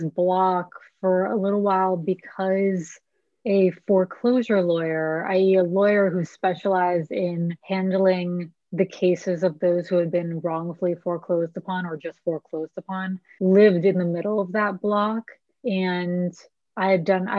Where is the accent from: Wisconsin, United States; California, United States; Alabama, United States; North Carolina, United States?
California, United States; El Granada; moved away as an adult; also born or lived in San Francisco / East Coast / Austin; I was born in San Francisco and moved south of the city to a little town called El Granada when I was 4 and kind of grew up there